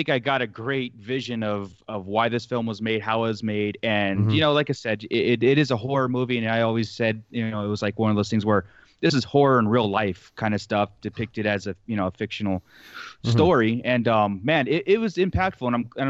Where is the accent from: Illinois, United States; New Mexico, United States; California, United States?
California, United States; growing up in Southern California, where I've lived now